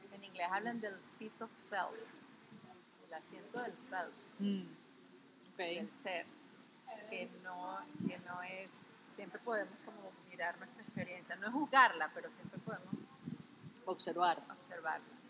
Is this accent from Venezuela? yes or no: yes; Venezuela; como venezolanos